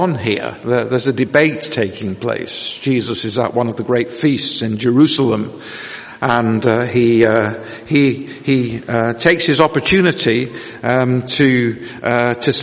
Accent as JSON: {"language": "English", "town": "Manchester", "region": "North West England", "country": "United Kingdom", "tie": "born or raised there", "moved": "as an adult", "said": "I am what you might call a professional northerner, born and bred in Manchester, and therefore a Mancunian and a Lancastrian"}